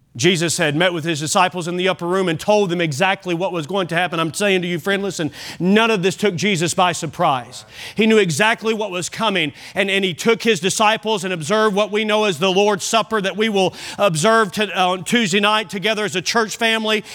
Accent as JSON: {"language": "English", "country": "United States", "said": "I'm American. I'm glad to be an American."}